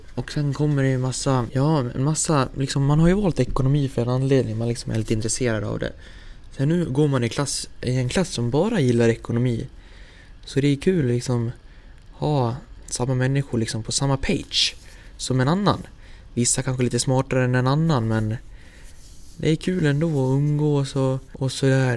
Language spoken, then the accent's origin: Swedish; Häradsbygden, Dalarna County, Sweden; also born or lived in Falun; föddes jag och eh, växte upp i byn Häradsbygden. Cirka fem kilometer söder om Leksand